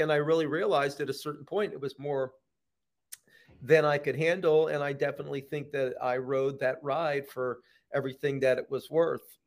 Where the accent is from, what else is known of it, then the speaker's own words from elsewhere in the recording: Philadelphia, Pennsylvania, United States; now in Los Angeles, United States; Philly, which is my hometown